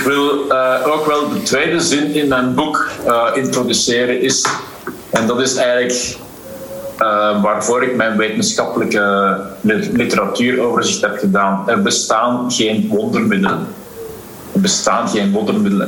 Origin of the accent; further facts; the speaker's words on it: Belgium; Waarmee ik ben grootgebracht in België